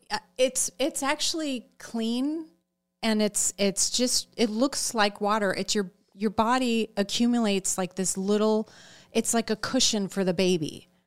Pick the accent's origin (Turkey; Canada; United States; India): United States; Chicago, Illinois; I'm from Chicago, so it was in the burbs of Chicago